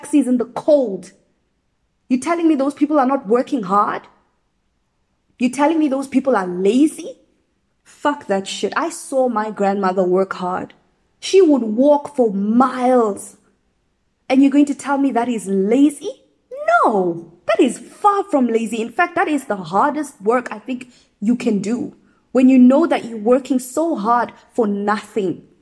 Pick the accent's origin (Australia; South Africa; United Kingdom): South Africa; Midrand, Gauteng; moved away as an adult; now in Budapest, Hungary; I needed to get back to Midrand because I'm from Midrand